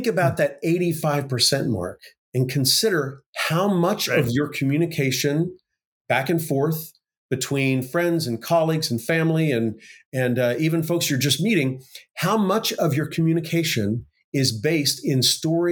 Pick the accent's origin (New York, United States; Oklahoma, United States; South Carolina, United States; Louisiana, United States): Oklahoma, United States; this career tech school where I grew up in Oklahoma